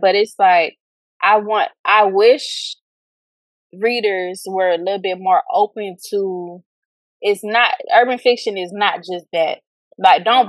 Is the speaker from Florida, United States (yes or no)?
yes; Fort Lauderdale, Florida, United States; I am from Fort Lauderdale, Florida